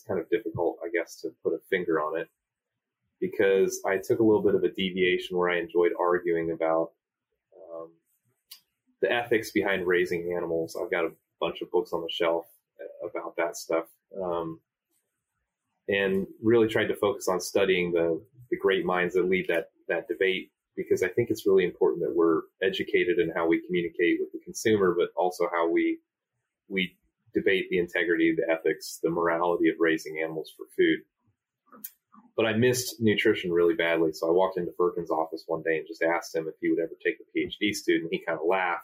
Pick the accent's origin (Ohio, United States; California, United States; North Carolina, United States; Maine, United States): Ohio, United States; North Central; moved away as an adult; also born or lived in Michigan; I grew up in North Central Ohio